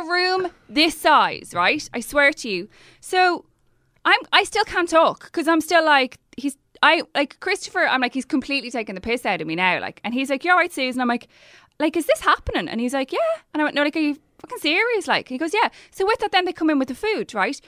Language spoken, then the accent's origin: English; Ireland